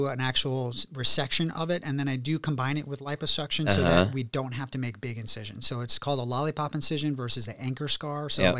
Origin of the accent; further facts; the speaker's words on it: Warrenton, Virginia, United States; now in Beverly Hills, United States; No, you know, so I grew up in Warrenton, Virginia.